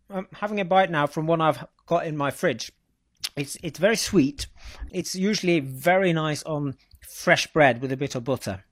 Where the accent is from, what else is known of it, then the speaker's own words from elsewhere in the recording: Norway; born and bred in Norway